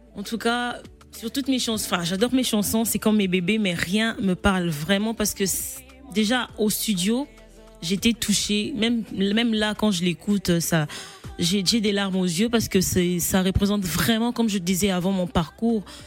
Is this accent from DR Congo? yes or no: yes; Kolwezi, Lualaba, DR Congo; also born or lived in Kongolo, Tanganyika; au, Congo, je ne vivais pas à Kinshasa, donc je viens de Kolwezi